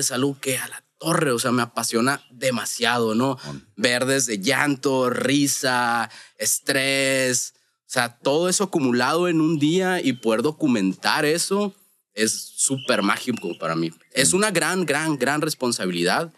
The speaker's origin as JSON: {"language": "Spanish", "town": "Hermosillo", "region": "Sonora", "country": "Mexico", "said": "vengo de Hermosillo, Sonora"}